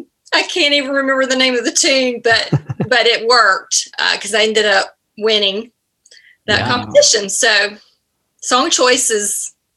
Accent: Greenville, Alabama, United States; Greenville, Alabama. And okay. No, it's not where Forrest Gump is from, but it might as well be. Very small town Southern, and I loved growing up there.

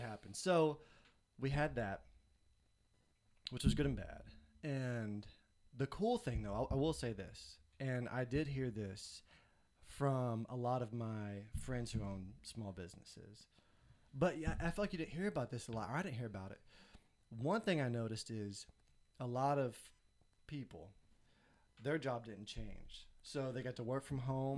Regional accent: Nashville, Tennessee, United States; moved away as an adult; now in Columbia, United States; I am from Nashville, Tennessee. Me and my wife are. We moved to Columbia, South Carolina in two thousand nine.

